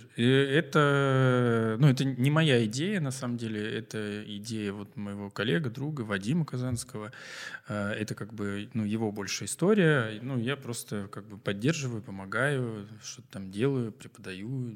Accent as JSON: {"language": "Russian", "town": "Novosibirsk", "region": "Novosibirsk Oblast", "country": "Russia", "said": "Мы такие, из Новосибирска"}